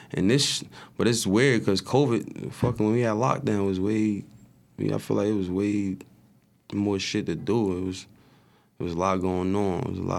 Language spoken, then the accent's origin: English; Irvington, United States; I'm from Irvington, so it's that shit, like, it's a bunch of shit.